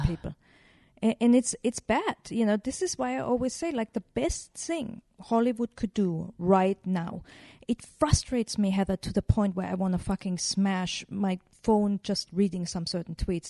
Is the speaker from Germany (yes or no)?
yes; Germany; I grew up in Germany